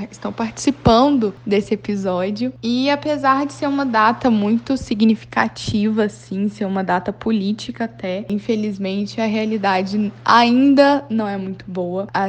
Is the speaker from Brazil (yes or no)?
yes; Belo Horizonte, Minas Gerais, Brazil; eu sou de Belo Horizonte